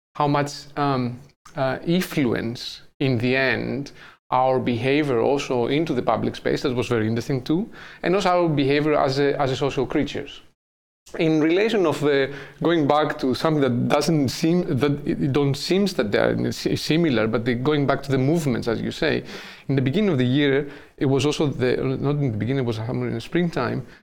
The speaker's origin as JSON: {"language": "English", "town": "Athens", "region": "Attica", "country": "Greece", "second_language": "English", "moved": "as an adult", "lives_now": "Amsterdam, Netherlands", "said": "my background is I'm from Greece, I'm from Athens"}